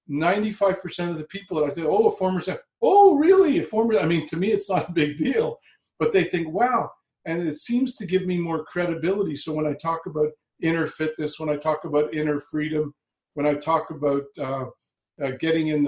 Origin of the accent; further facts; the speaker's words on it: Montreal, Quebec, Canada; also born or lived in Vancouver, Canada; now in Toronto, Canada; I was born in Montreal in Canada and lived for the last 25 years in Vancouver.